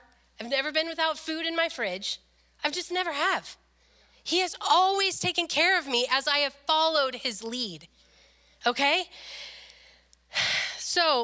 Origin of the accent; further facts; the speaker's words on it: Le Grand, United States; moved away as an adult; when I moved here from Le Grand